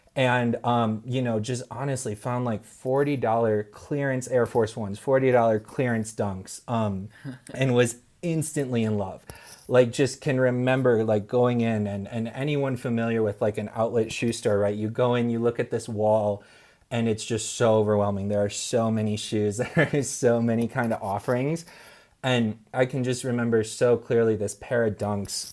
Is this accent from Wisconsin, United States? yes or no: yes; Wisconsin, United States; moved away; I was a bit stubborn growing up that I wanted to move away from Wisconsin.